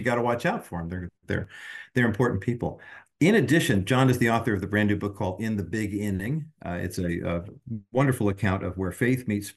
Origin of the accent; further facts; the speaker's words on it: Whittier, California, United States; Whittier Daily News. Because that was my hometown paper when I was growing up.